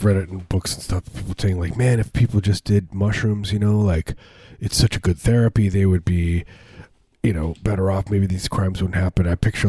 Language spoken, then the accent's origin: English; suburbs of Chicago, Illinois, United States; moved away; I grew up in the Midwest. I grew up, you know, suburbs of Chicago